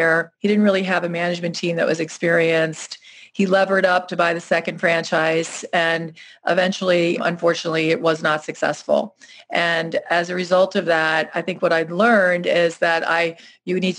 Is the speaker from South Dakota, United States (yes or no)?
no; Cleveland, Ohio, United States; my hometown here in Cleveland, Ohio